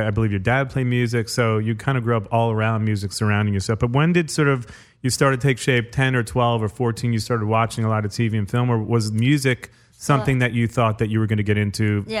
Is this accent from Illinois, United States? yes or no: no; New York, United States; That was my jam growing up in New York.